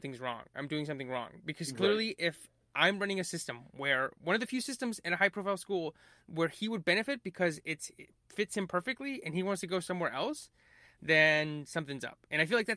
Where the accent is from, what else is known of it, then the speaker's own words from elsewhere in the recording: North Carolina, United States; I'm from North Carolina.